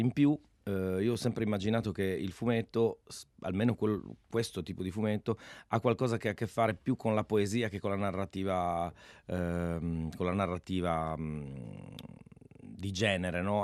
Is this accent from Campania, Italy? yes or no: no; Friuli-Venezia Giulia, Italy